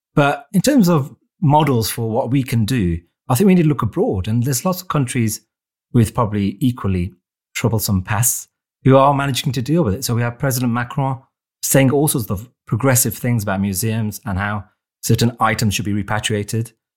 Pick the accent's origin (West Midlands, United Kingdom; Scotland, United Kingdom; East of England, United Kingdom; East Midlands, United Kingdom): West Midlands, United Kingdom; Wolverhampton; my hometown of Wolverhampton